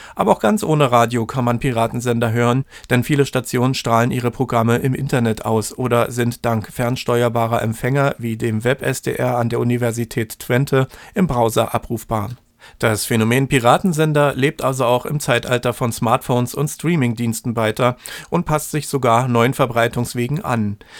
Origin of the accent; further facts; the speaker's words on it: the East, eastern Germany, Germany; bei uns im Osten